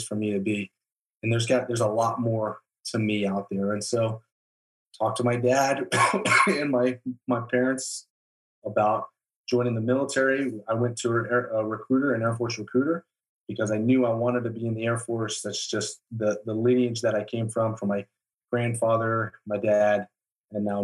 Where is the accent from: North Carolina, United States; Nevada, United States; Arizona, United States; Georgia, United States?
Arizona, United States; Tucson; moved away as an adult; also born or lived in Aurora, Colorado; we ended up moving down to Tucson, Arizona, where I spent the rest of my childhood before I ended up joining the military.